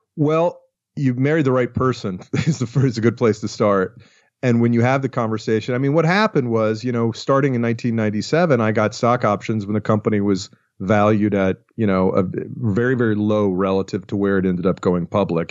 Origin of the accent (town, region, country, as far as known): Atlanta, Georgia, United States; born or raised there; moved away as an adult; also born or lived in Los Angeles